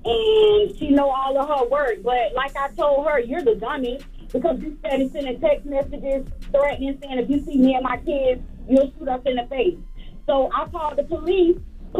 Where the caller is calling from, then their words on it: Boynton Beach, Florida, United States; I'm calling from Boynton Beach. I'm calling from Boynton Beach.